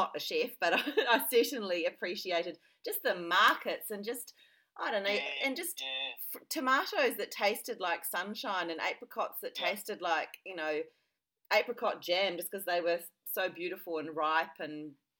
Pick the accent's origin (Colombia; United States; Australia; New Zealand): New Zealand; also born or lived in Avignon, France; because I'm from New Zealand, and I lived for a year in France in 1993 to 94